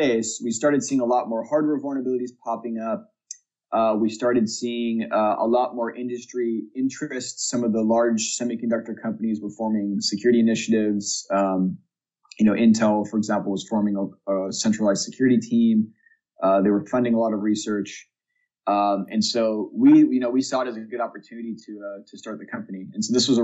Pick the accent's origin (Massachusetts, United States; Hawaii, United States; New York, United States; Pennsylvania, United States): Hawaii, United States; moved away as an adult; also born or lived in Santa Barbara, California / San Diego, California; I was actually born and raised in Hawaii.